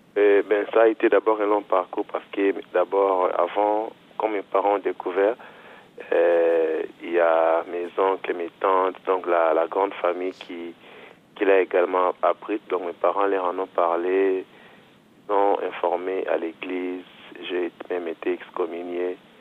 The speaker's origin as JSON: {"language": "French", "country": "DR Congo", "moved": "as an adult", "lives_now": "Angers, France", "said": "Je viens de la République démocratique du Congo"}